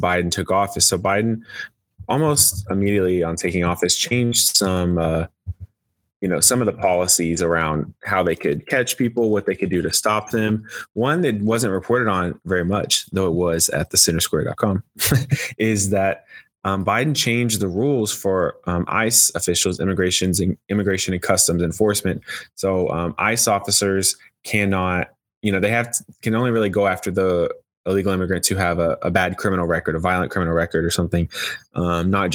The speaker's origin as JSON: {"language": "English", "region": "Texas", "country": "United States", "tie": "born or raised there", "moved": "yes", "lives_now": "Washington, D.C., United States", "said": "my home state of Texas"}